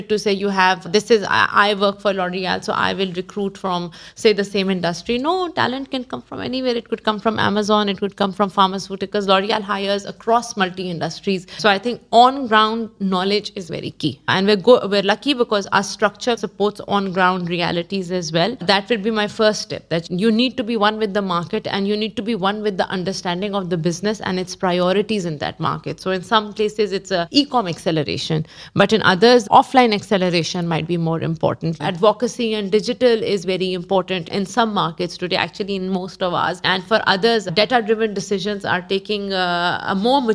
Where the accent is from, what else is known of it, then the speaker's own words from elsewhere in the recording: Pakistan; moved away as an adult; also born or lived in Africa / GCC; now in Dubai, United Arab Emirates; Went back to my country as an HR director for a Pakistan subsidiary